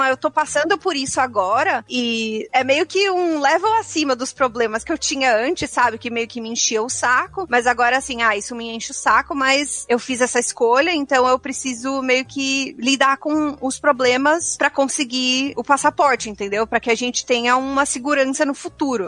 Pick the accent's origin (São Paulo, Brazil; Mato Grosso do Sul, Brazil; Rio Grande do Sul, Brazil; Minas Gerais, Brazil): São Paulo, Brazil; São Caetano do Sul; moved away as an adult; also born or lived in London; now in Toronto, Canada; eu sou brasileira